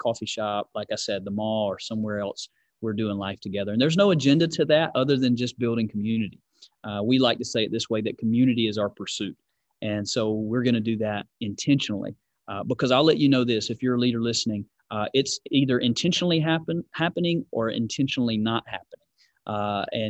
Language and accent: English; Georgia, United States; now in California, United States; I'm from Georgia, live in California